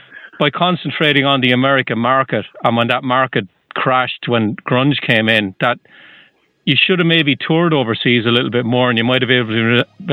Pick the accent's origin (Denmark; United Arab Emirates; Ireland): Ireland; now in New Hampshire, United States; You can probably tell I'm from Ireland